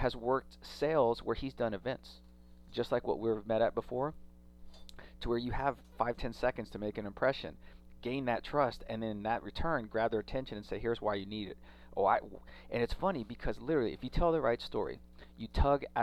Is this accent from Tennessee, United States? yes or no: no; Austin, Texas, United States; I'm from Austin